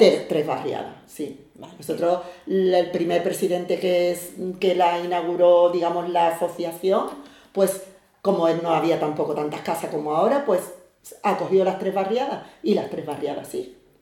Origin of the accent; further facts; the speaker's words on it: Algeciras, Andalusia, Spain; yo soy de Algeciras, soy especial y estoy casada, tengo tres hijos y soy de la barriada de toda la vida